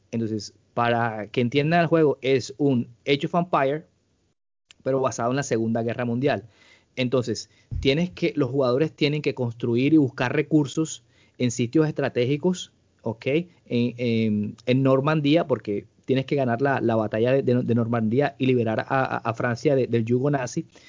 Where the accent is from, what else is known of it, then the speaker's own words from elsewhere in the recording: Colombia; yo como colombiano